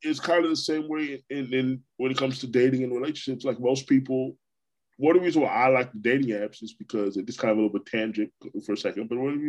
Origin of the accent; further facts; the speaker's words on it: Brooklyn, New York, United States; born there; now in Florida, United States; You know, I mean, I'm a native New Yorker, but I consider myself to be a Florida guy. I've been here over half my life. So, you know, I was born in Brooklyn.